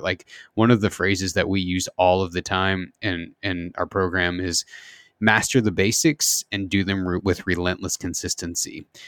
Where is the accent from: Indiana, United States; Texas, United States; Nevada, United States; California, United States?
Indiana, United States; Southern; I grew up in the Midwest, uh, in, in Indiana, Southern Indiana